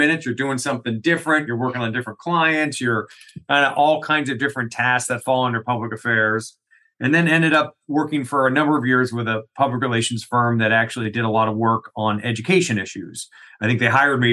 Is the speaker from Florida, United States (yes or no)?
yes; South Florida, United States; moved away as an adult; also born or lived in Atlanta / Washington, D.C.; I'm from South Florida originally